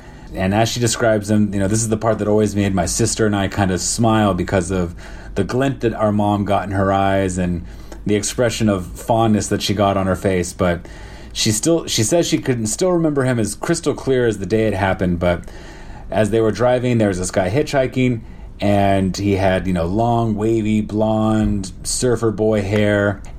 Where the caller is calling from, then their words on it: Shanghai, China; I'm calling from Shanghai, China, and I'm on my 12th day of my 14-day quarantine here in Shanghai.